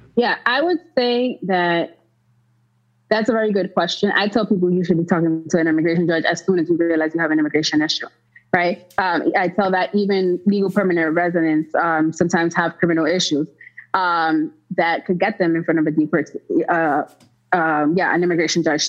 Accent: United States; I was born in the United States to Dominican parents

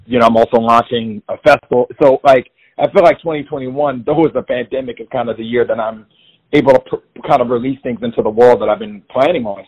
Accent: Jacksonville, Florida, United States; born or raised there; moved away as an adult; now in New York, United States

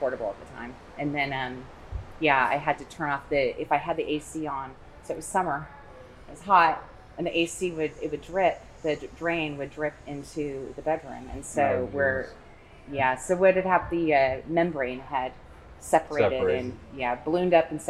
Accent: the Northwest, Pacific Northwest, United States; we're from the Northwest

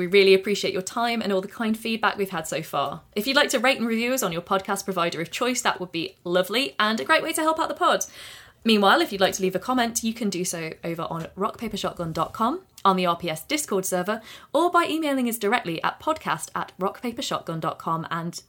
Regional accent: East Midlands, United Kingdom; accent: Derbyshire; The iconic Derbyshire chav is the one of the few people on TV with my regional accent

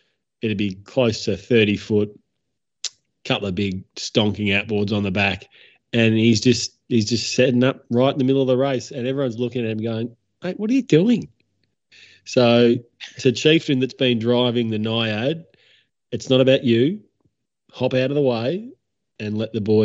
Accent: Australia; if there is no Australian left in any event and New Zealand are in, all of a sudden I'm claiming that I'm now a New Zealander

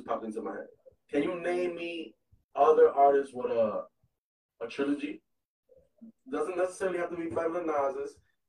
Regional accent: New York, United States; Like, I'm from New York.

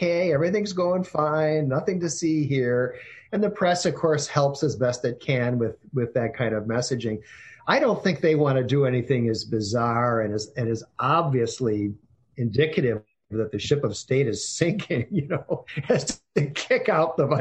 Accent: South Dakota, United States; I grew up in South Dakota, where the majority of the adult population, at least the adult male population, hunts

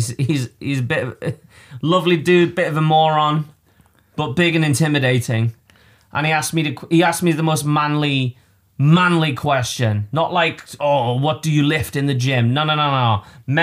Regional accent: Liverpool, North West England, United Kingdom; moved away; I'm from Liverpool

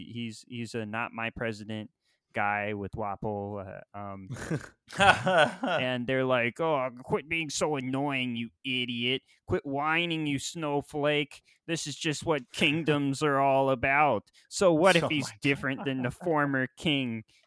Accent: Florida, United States; Yeah, I'm from Florida.

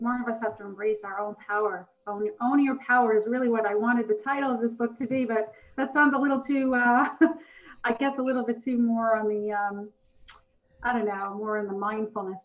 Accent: New York City, New York, United States; I'm from Brooklyn.

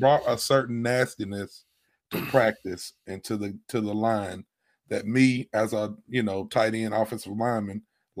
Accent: Alabama, United States; I'm from Alabama, so I'm used to some redneck podunk shit

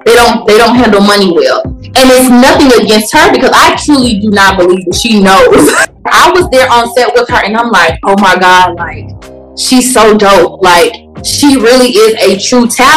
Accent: Memphis, Tennessee, United States; I'm from Memphis.

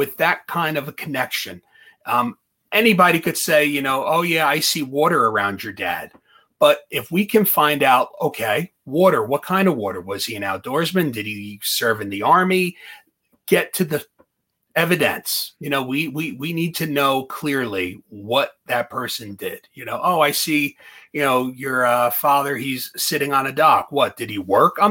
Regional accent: Lodi, New Jersey, United States; also born or lived in Morris County, New Jersey; I grew up in Lodi, and Garfield was right next to Lodi

